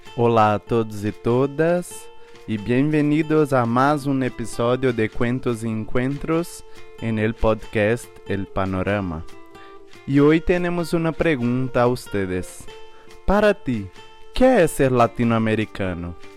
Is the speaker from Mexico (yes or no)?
no; Paraguay; soy paraguaya